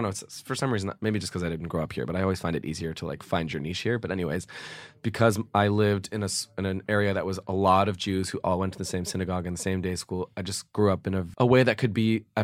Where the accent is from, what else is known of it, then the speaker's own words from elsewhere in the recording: Los Angeles, California, United States; West, in like right near UCLA.